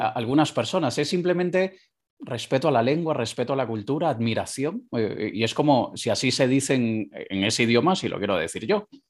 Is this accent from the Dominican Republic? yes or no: no; Caracas, Capital District, Venezuela; moved away; yo nací en Caracas, Venezuela, en la segunda ciudad más peligrosa del mundo